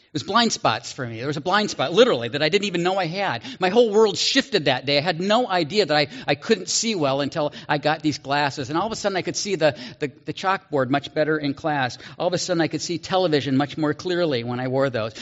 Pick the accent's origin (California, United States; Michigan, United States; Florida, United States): California, United States; Walnut Creek; this Walnut Creek, California, where I grew up